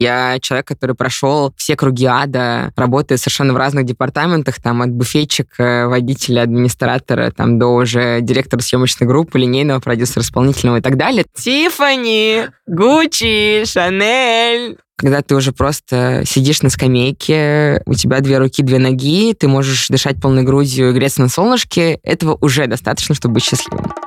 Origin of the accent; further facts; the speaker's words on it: Ufa, Bashkortostan, Russia; я из Уфы